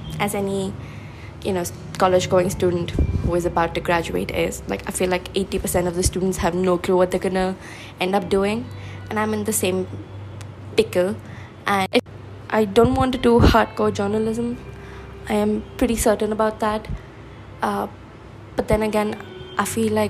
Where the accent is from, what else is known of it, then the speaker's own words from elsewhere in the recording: India; I am from India.